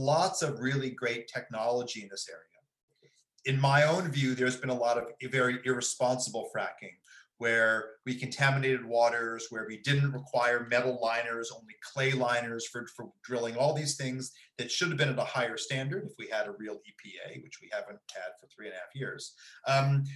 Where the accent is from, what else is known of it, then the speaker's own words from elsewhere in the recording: Ithaca, New York, United States; also born or lived in Princeton, New Jersey; now in Berkeley, United States; I'm from upstate New York. I'm from Ithaca